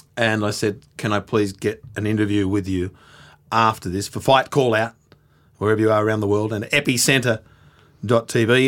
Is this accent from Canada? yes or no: no; Australia; being an Australian at the M G M